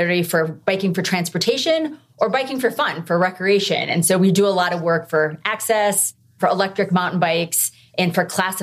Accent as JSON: {"language": "English", "region": "Midwest", "country": "United States", "tie": "born or raised there", "moved": "yes", "lives_now": "Colorado, United States", "said": "I grew up in the Midwest. And when I moved to Colorado"}